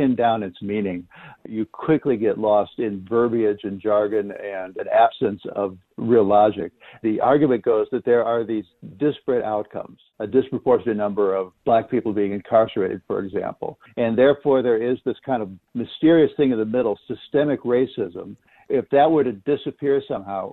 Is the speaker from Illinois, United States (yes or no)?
yes; Chicago, Illinois, United States; I'm a Chicago native, too